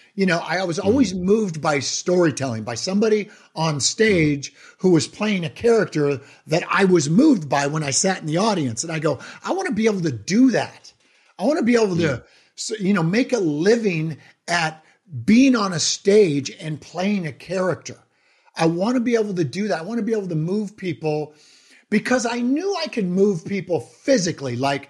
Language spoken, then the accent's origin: English; Ireland; I'm Irish.